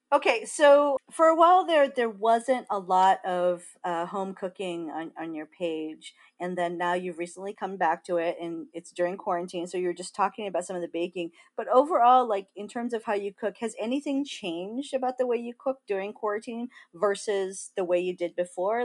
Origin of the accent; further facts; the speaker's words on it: Big Island of Hawaii, United States; moved away; growing up in Hawaii